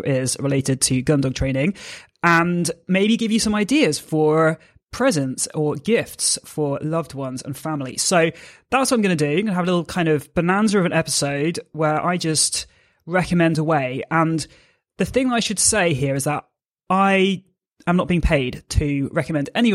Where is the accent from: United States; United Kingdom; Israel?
United Kingdom; I'm a British force-free gundog trainer